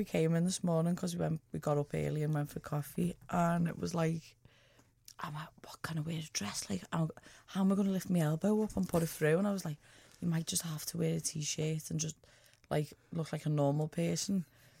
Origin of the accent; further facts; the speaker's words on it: England, United Kingdom; Because I'm from England.